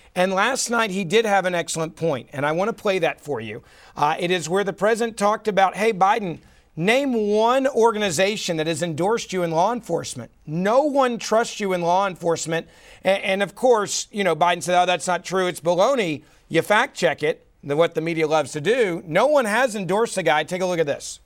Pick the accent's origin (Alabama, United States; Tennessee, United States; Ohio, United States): Tennessee, United States; Memphis; my hometown of Memphis.